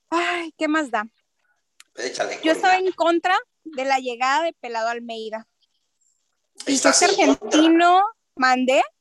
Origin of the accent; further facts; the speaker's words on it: Mexico; Ni siquiera la filosofía, somos mexicanos, es un equipo eh, de tradición más popular